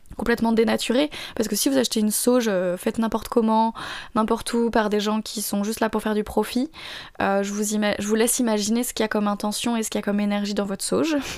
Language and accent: French; France; je suis française